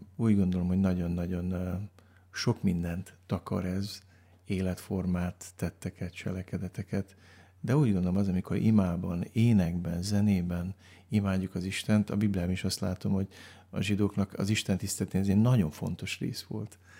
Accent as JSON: {"language": "Hungarian", "town": "Baia Mare", "region": "Transylvania", "country": "Romania", "tie": "born or raised there", "said": "egy olyan gyülekezben nőttem fel, ahol annak idején Romániában, Erdélyben"}